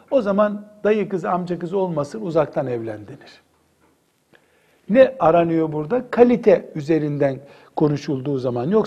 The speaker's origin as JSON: {"language": "Turkish", "region": "Istanbul", "country": "Turkey", "said": "Mesela işte ben İstanbulluyum. İstanbul'da filan sülaleyiz biz"}